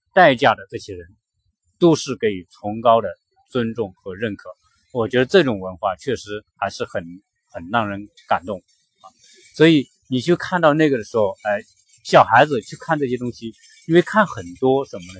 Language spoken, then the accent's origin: Chinese; China; 我们中国人